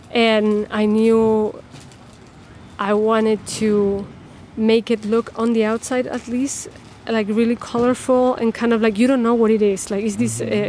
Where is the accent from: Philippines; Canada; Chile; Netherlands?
Chile; also born or lived in Chicago; now in Northfield, United States; I'm from Chile originally